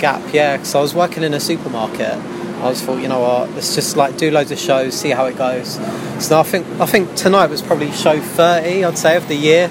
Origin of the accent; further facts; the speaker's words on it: London, United Kingdom; I've lived in Southeast London my whole life